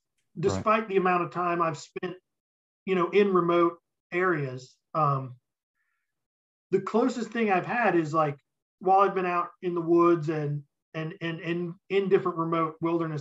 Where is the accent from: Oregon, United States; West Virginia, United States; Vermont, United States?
West Virginia, United States; my home state and your home state of West Virginia